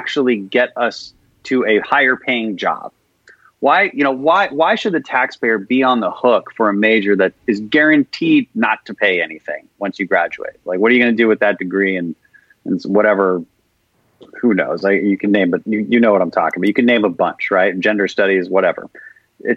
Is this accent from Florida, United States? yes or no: no; Houston, Texas, United States; I'm from Houston, so our oil and gas industry is in a big, big dire straits right now